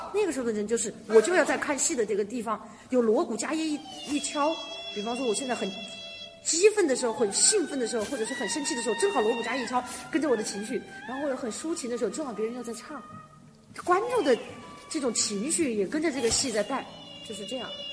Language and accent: Chinese; Wuhan, Hubei, China; 我小时候是在那个你们长大的，因为我父母都在台上演出啊，那我怎么办呢？我就在里面